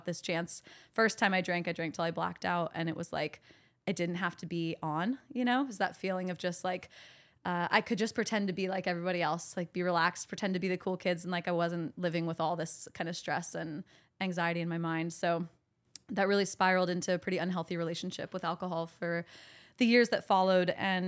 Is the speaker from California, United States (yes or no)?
yes; Sacramento, California, United States; So I grew up in Sacramento. My parents got divorced when I was pretty young, like 6 years old.